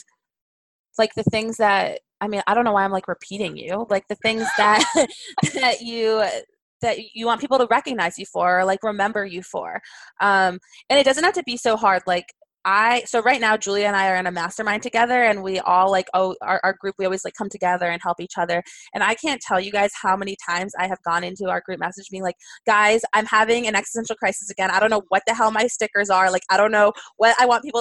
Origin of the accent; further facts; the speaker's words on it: New York, United States; did you know I'm from there? Did you know that I grew up there? Did you know that I spent all my weekends in New York City?